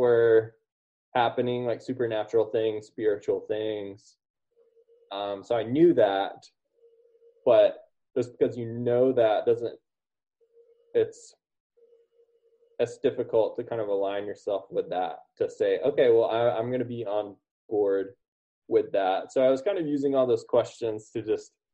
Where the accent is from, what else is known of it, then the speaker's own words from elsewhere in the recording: United States; growing up in the United States and in the West